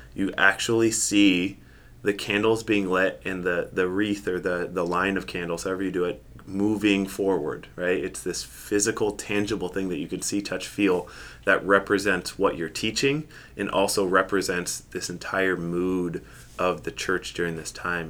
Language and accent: English; Seattle, Washington, United States; now in Grand Rapids, United States; I grew up in Seattle, Washington